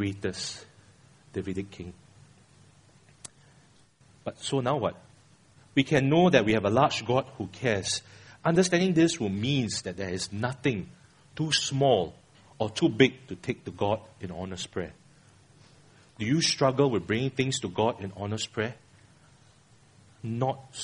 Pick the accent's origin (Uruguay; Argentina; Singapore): Singapore; I'm a Singaporean